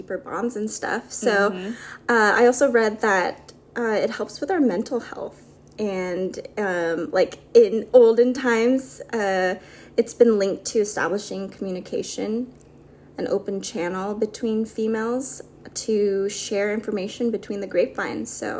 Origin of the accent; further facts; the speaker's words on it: Philippines; I'm Filipina